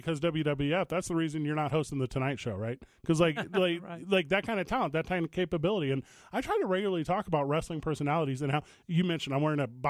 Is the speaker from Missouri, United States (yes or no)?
yes; St. Louis, Missouri, United States; Is it my hometown of St. Louis, Missouri?